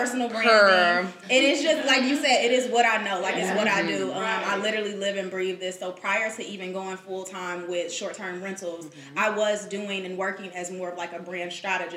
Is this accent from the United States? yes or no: yes; Chicago, Illinois, United States; now in Atlanta, United States; I am originally from Chicago